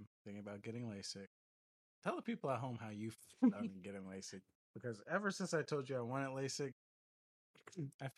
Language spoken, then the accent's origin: English; Griffin, Georgia, United States; moved away; We live in Griffin, Georgia